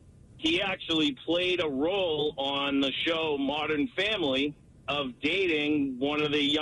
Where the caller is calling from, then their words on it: Newton, United States; I'm calling from Newton